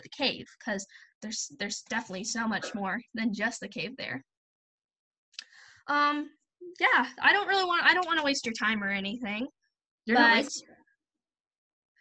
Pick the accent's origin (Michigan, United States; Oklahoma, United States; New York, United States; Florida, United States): Oklahoma, United States; I'm from Oklahoma, and so we don't really have a cold or hot.